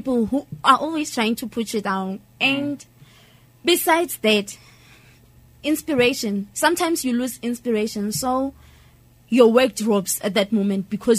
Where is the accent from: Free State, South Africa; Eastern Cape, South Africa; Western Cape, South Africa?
Free State, South Africa; Ventersburg; I'm from Ventersburg, and I'm a poet.